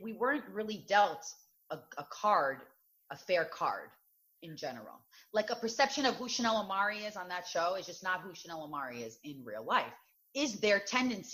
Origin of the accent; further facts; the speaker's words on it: New York City, New York, United States; also born or lived in Queens / Great Neck, Long Island; I was born in Queens, raised in Brooklyn, lived on Long Island.